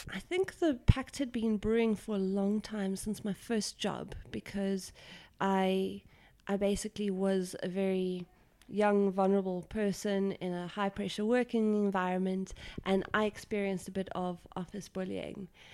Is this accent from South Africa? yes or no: yes; South Africa; being South African